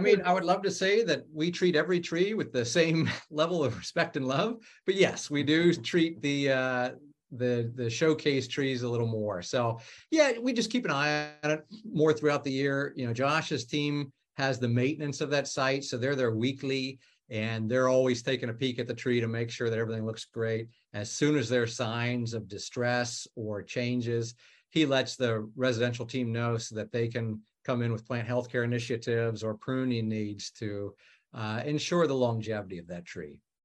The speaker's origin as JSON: {"language": "English", "region": "Ohio", "country": "United States", "moved": "as an adult", "lives_now": "Washington, D.C. area, United States", "said": "I'm from Ohio. I moved out here five years ago"}